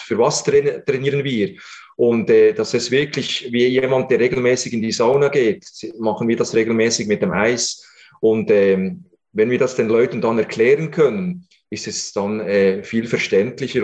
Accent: Switzerland; bei uns in der Schweiz

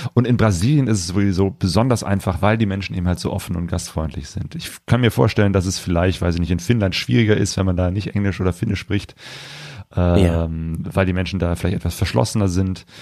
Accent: near Cologne, North Rhine-Westphalia, Germany; also born or lived in Ruhr area; ich komme ja aus der Nähe von Köln, bin damals äh, in Köln auch mal äh, zur Schule gegangen

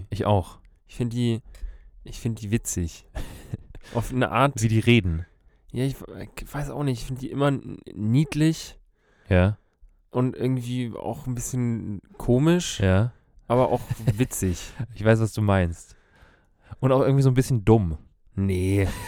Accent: Germany; Ich komme aus Deutschland.

